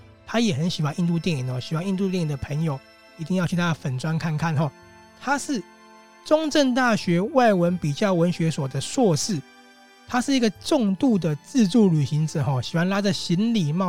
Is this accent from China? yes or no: no; Taiwan; 有没有觉得我们生在这片土地是非常美好的？我们生在这个国家是非常非常值得骄傲的。